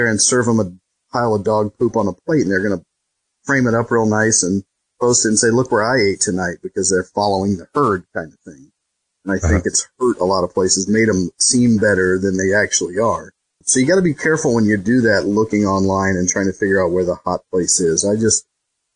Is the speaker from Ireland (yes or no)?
no; Indiana, United States; I grew up in Indiana